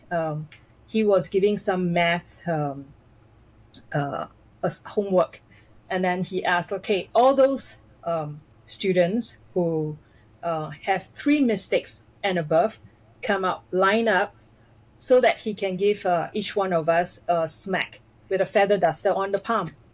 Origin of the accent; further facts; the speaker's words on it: near the border with Singapore, Johor, Malaysia; now in Singapore; my family we um, uh, we lived in Malaysia, just across the causeway of Singapore